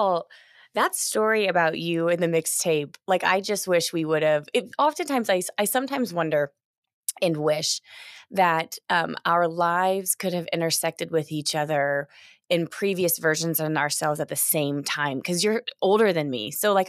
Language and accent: English; Indiana, United States; I mean, I grew up in Southern Indiana, you know, but I drove a yellow VW Bug.